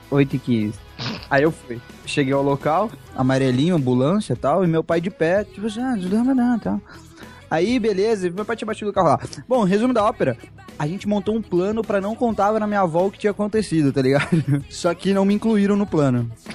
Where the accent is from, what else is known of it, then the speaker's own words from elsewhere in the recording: Campinas, São Paulo, Brazil; aqui em Campinas, minha cidade natal, no qual eu resido